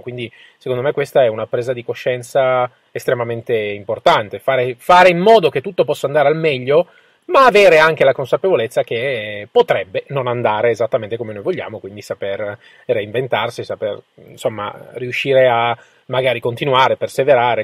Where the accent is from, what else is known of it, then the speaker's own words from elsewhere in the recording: Turin, Piedmont, Italy; siamo di Torino tutte e due